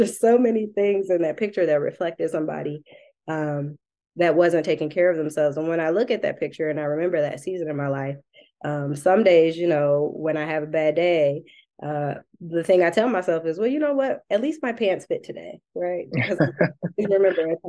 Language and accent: English; Detroit, Michigan, United States; I'm also from Southwest Detroit.